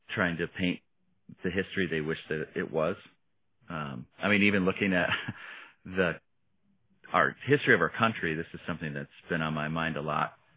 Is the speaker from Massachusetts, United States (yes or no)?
no; Oshkosh, Wisconsin, United States; now in Minneapolis, United States; to grow up where we grew up in Oshkosh